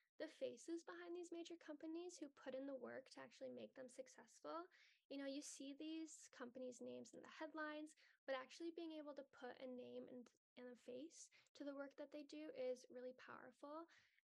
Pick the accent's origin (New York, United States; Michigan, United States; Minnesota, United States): Michigan, United States; Detroit; I grew up in Metro Detroit.